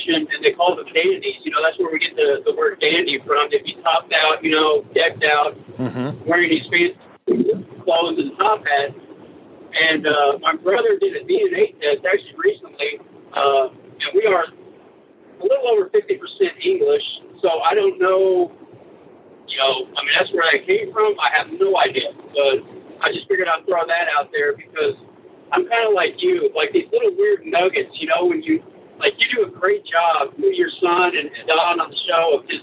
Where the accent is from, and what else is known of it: North Texas, United States; born or raised there; also born or lived in Ponca City, Oklahoma